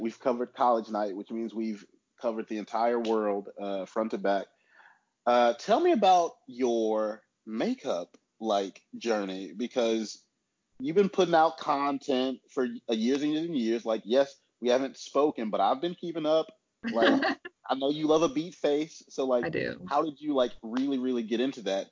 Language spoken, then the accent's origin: English; Huntsville, Alabama, United States; moved away as an adult; now in Birmingham, United States; now I'm in Huntsville, which is my hometown